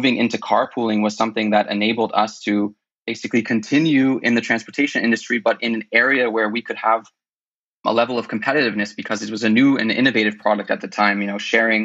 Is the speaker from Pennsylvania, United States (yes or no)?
no; California, United States; moved away as an adult; also born or lived in El Salvador; I'm originally from California, where I went to university and studied finance and music